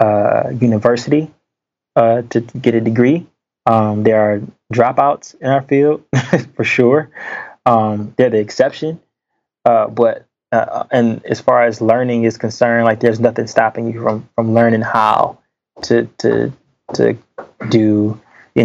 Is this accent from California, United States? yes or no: no; Detroit, Michigan, United States; I grew up in Detroit, you know, the inner city